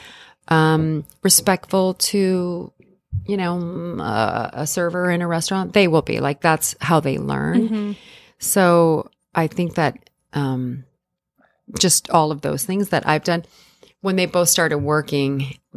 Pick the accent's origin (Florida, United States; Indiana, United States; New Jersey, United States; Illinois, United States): Illinois, United States; moved away as an adult; also born or lived in New York; I grew up in Illinois in a very, yeah. very normal, you know, small town environment.